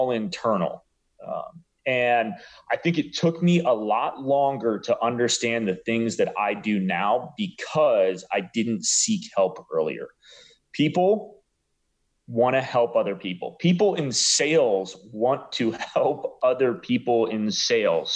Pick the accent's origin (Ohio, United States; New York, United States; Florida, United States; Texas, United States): Ohio, United States; Cleveland; moved away as an adult; also born or lived in Arizona; now in Dallas, United States; Growing up in Cleveland